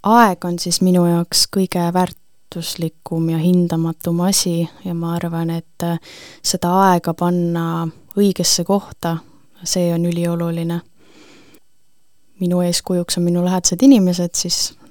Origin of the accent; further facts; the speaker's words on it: Põltsamaa, Jõgeva County, Estonia; tihti tulin tagasi Põltsamaale. ma arvan, et Põltsamaa jääb meie südamesse, kes iganes me kõik siit